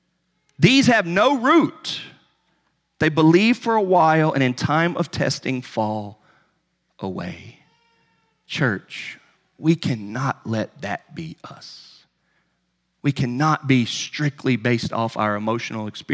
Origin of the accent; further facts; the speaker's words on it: North Carolina, United States; I'm from North Carolina, you know, in the Bible Belt